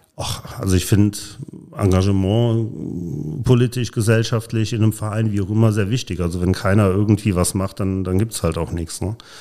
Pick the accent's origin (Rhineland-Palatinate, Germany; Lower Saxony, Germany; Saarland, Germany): Rhineland-Palatinate, Germany; Polch; also born or lived in Neuwied / Nauort; now in Koblenz, Germany; Neuwied geboren, in äh, Nauort gewohnt, in Polch groß geworden